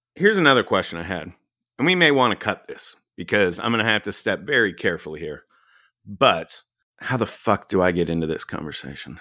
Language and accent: English; Dallas, Texas, United States; I grew up in Dallas.